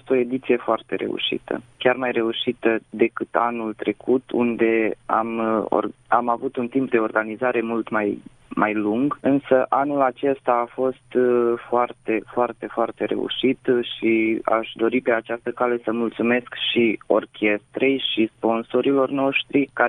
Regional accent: Sânmihai, Romania; sunt din Sân Mihai, am 26 de ani și în prezent mă ocup de ansamblu Casa Tineretului.

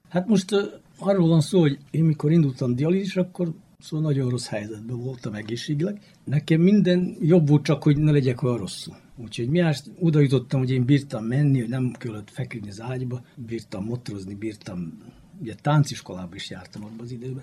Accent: Novi Sad, Vojvodina, Serbia; újvidéki vagyok, 71-es születésű

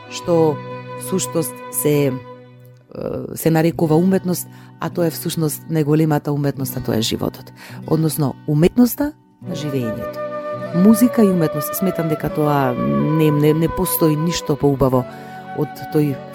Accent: Tetovo, Polog, North Macedonia; заради тоа што сум родена во Тетово, многу сакам да ги слушам и старите тетовски песни, староградски.

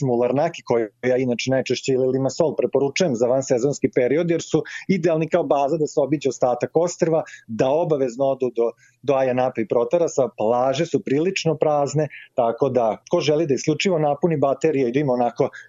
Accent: Serbia; kod nas u Srbiji

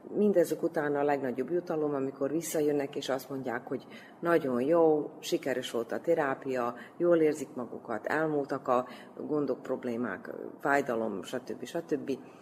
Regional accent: Debeljača, Vojvodina, Serbia; also born or lived in Belgrade; De Beacsán nőttem föl

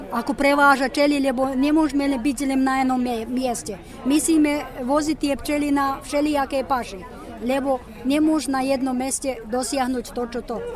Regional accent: Lug, Vojvodina, Serbia; moved away; ja som rodom z ťato, z Lúgu.

